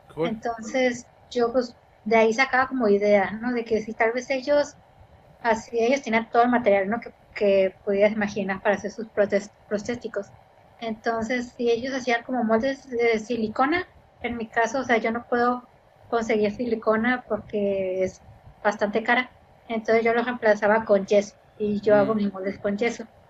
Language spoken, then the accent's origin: Spanish; Ensenada, Baja California, Mexico; nací aquí, soy de Ensenada, toda mi vida aquí